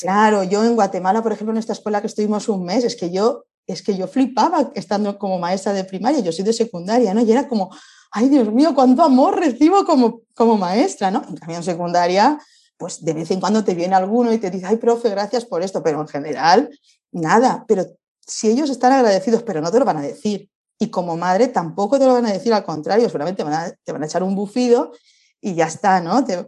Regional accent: Spain; venimos de España, estamos viajando

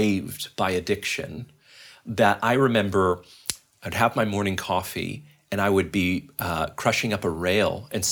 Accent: Calgary, Alberta, Canada; moved away as an adult; also born or lived in Vancouver / Toronto; I'm from Calgary, actually. My wife and I were both born and raised there

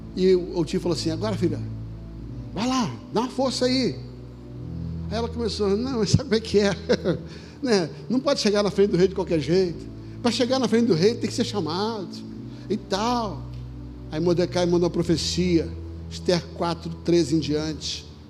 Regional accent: Rio de Janeiro, Brazil; quando eu era garoto pequeno, lá no Vidigal

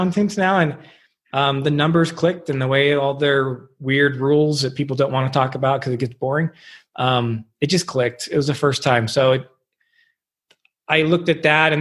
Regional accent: Huntington Beach, California, United States; I grew up in Huntington Beach, California, Southern California.

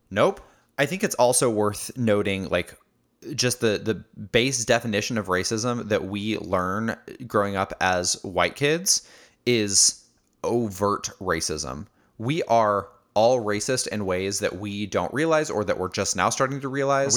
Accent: Indiana, United States; born or raised there; moved away as an adult; also born or lived in Chicago, Illinois

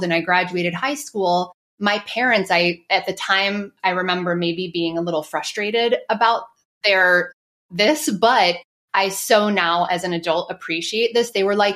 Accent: northwest New Jersey, United States; I was born and raised in New Jersey. And if for anyone that is familiar with the state, the northwest portion of New Jersey

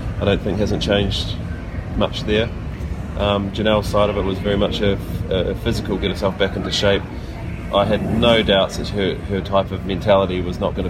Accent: New Zealand; as a Kiwi nation

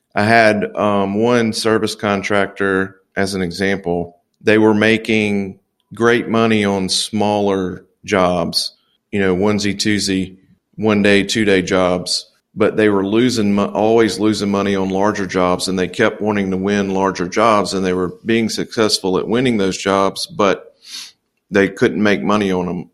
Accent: Louisiana, United States; moved away as an adult; also born or lived in Dallas, Texas; now in Mobile, Alabama, United States; I'm originally from Louisiana. I haven't really traveled out of the South too much

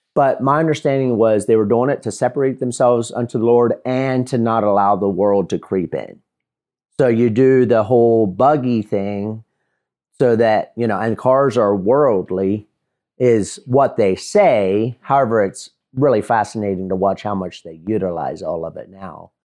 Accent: Lancaster, Pennsylvania, United States; also born or lived in Mifflintown, Pennsylvania; I was born and raised in Lancaster, Pennsylvania, or about twenty-five miles southeast of it in a small Mennonite and Amish community

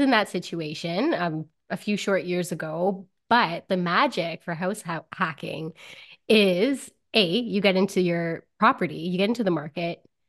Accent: Timmins, Ontario, Canada; I'm from Timmins, Ontario

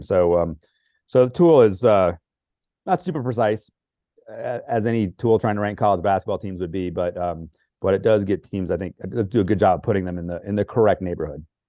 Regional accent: Northern Virginia, United States; where I was growing up in Northern Virginia

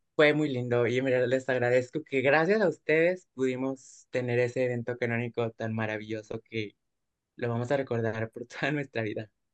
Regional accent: Durango, Mexico; nosotros somos de Durango, entonces sí implicaba pues un transporte muy largo, porque pues sí estamos muy lejos de la Ciudad de México

